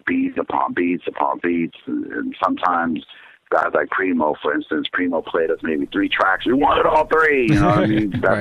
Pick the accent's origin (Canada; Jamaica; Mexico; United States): Jamaica; moved away; I'm from Jamaica and that's part of my thing where I came to the country.